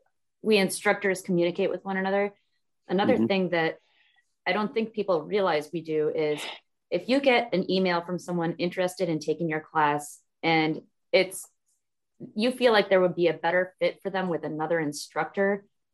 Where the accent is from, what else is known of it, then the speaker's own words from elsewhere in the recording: Alaska, United States; born there; I love Alaska. Okay, well I was born in Alaska.